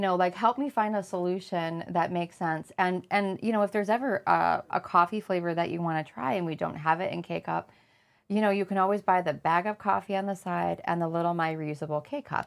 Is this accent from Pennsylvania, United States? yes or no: no; Flint, Michigan, United States; I grew up in Flint